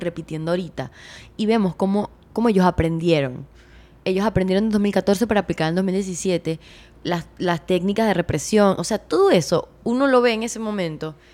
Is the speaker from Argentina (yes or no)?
no; Venezuela; en mi país